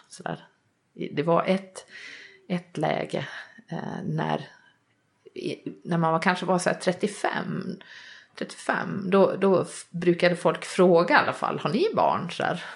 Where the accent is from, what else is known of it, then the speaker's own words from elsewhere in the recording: Vansbro, Dalarna County, Sweden; jag är uppvuxen i Vansbro i Dalarna som jag misstänker hörs på dialekten.